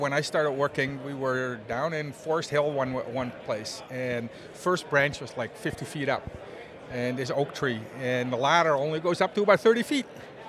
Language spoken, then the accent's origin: English; Netherlands; moved away as an adult; now in Canada; I'm from Holland originally, Holland.